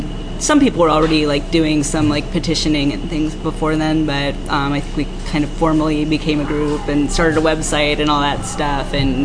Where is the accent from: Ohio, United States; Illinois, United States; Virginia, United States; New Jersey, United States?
Ohio, United States; Central; moved away as an adult; also born or lived in Oregon; Well, I grew up in Central Ohio